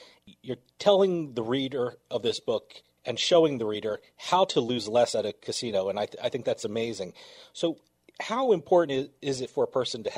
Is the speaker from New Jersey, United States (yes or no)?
yes; New Jersey, United States; I'm from New Jersey, so I've been around casinos all my life.